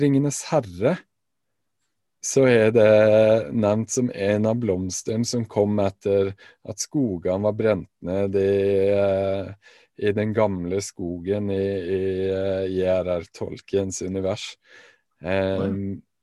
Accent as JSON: {"language": "Norwegian", "town": "Alta", "region": "Finnmark", "country": "Norway", "said": "hjemme i Alta"}